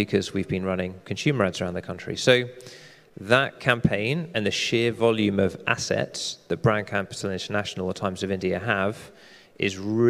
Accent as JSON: {"language": "English", "country": "United Kingdom", "said": "I'm British"}